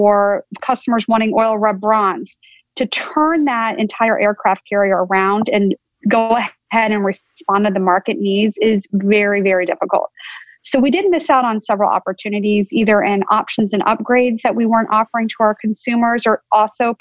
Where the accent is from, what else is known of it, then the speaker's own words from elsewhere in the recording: North Carolina, United States; moved away as an adult; also born or lived in California; I grew up in North Carolina and went to school here in the state at both Duke and Carolina